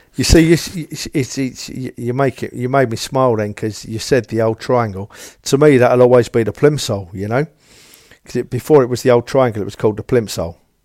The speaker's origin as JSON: {"language": "English", "region": "London", "country": "United Kingdom", "tie": "born or raised there", "said": "I was born and raised in Tottenham"}